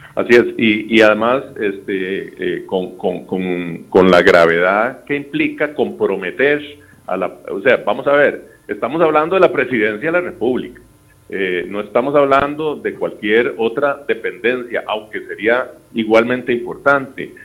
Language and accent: Spanish; Costa Rica; como costarricense